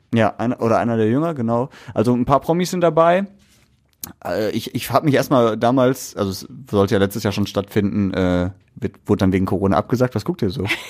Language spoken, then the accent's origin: German; Essen, North Rhine-Westphalia, Germany; als Essener